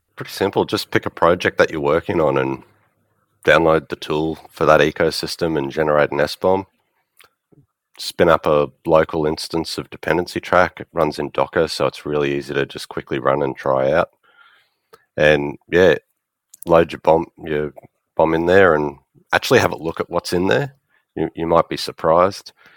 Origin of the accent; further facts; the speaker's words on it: Australia; I'm from Australia.